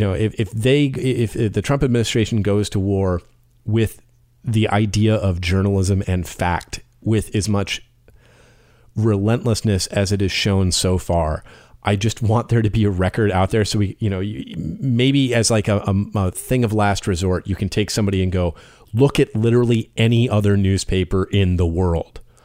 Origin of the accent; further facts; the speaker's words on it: United States; an American raised on that public service announcement